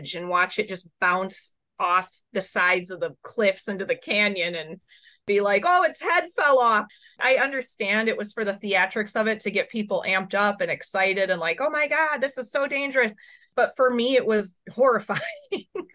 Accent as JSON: {"language": "English", "town": "Chicago", "region": "Illinois", "country": "United States", "tie": "born or raised there", "said": "I grew up in Chicago."}